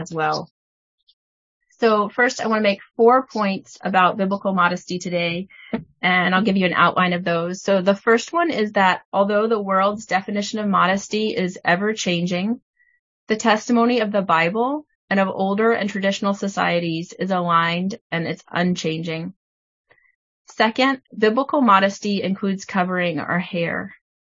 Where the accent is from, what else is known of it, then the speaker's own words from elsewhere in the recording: Tennessee, United States; I grew up in Tennessee in a church that didn't teach anything about modesty